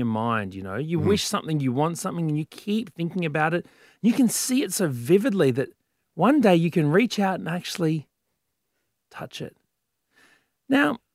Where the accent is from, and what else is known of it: Brisbane, Queensland, Australia; born or raised there